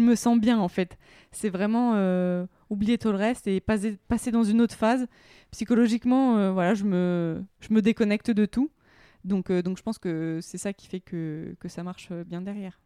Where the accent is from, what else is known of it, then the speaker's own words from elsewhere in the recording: Semur-en-Auxois, Bourgogne-Franche-Comté, France; il y a un lac à côté de chez moi, à côté de ma ville natale, euh, semur en auxois